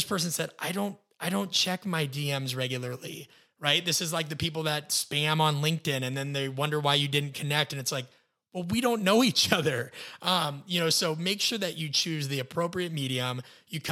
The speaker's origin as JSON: {"language": "English", "region": "Midwest", "country": "United States", "said": "being a Midwesterner"}